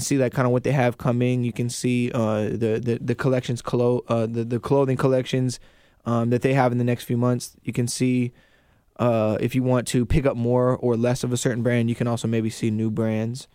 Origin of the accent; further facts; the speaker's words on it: Kingsgate, Washington, United States; also born or lived in Renton; I grew up in Kingsgate